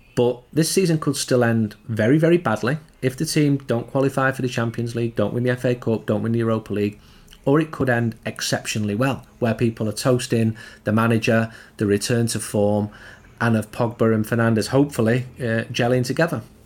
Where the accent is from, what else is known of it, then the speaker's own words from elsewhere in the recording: Trafford, North West England, United Kingdom; I'm from Trafford. I grew up three or four miles from him